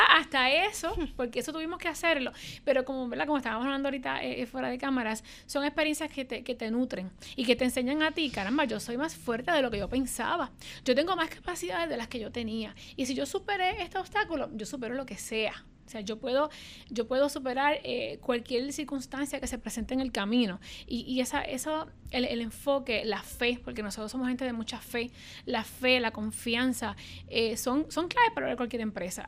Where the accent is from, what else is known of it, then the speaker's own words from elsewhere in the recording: Puerto Rico; los puertorriqueños somos así